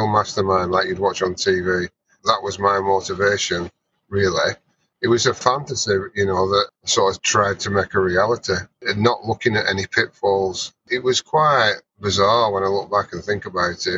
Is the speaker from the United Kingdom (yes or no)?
yes; Burnley, North West England, United Kingdom; moved away; I'm from Burnley, which is a small northern town in the UK.